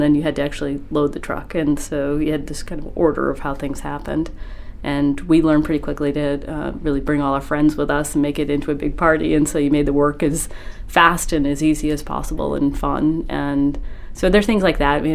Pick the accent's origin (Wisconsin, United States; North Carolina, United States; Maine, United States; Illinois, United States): Maine, United States; Winn; I grew up in Wynn, Maine, which is about an hour north of Bangor